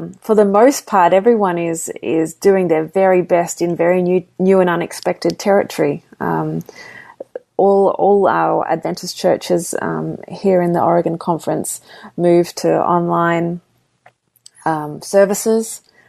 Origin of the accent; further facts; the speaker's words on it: Sydney, New South Wales, Australia; also born or lived in Papua New Guinea / Melbourne, Australia; I'm Australian, so I was born in Sydney. I grew up. Actually, my family moved quite a few different places over the years. We were missionaries in Papua New Guinea and then settled in Melbourne, Australia.